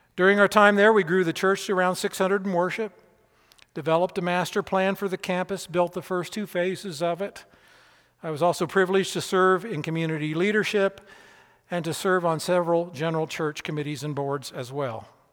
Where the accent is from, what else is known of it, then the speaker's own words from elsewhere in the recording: Keokuk, Iowa, United States; moved away as an adult; also born or lived in Peoria, Illinois / Lexington, Kentucky; I was born in Peoria, Illinois, but I was raised in Keokuk, Iowa.